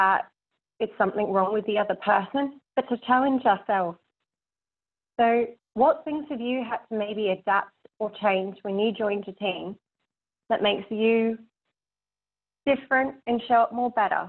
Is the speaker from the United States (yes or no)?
no; Australia; being Australian